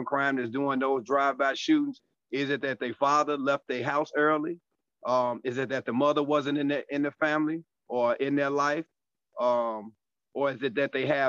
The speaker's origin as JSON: {"language": "English", "town": "Chicago", "region": "Illinois", "country": "United States", "said": "coming from Chicago. I'm out of the South Suburbs"}